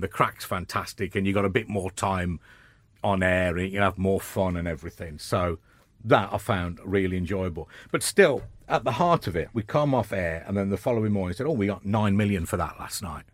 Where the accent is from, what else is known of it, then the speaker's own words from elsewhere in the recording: Birmingham, West Midlands, United Kingdom; moved away as an adult; now in London, United Kingdom; coming from Birmingham